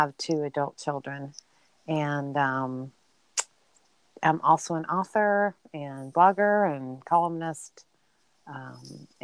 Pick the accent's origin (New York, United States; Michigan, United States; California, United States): California, United States; Burbank; I actually grew up in Southern California, so near Los Angeles. I was in a suburb in Los Angeles, and it was great. I lived in a city called Burbank